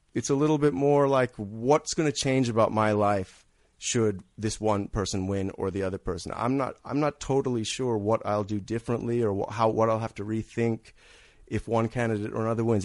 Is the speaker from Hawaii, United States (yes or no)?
no; Redlands, California, United States; also born or lived in New York City; I'm from California. I'm from, uh, Redlands, California, actually